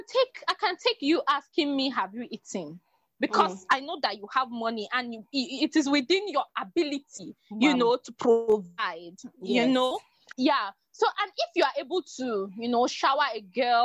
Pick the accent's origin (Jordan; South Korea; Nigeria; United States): Nigeria; as a Nigerian